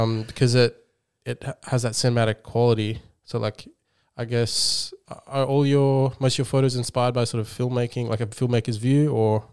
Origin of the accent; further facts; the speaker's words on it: Perth, Western Australia, Australia; growing up in Perth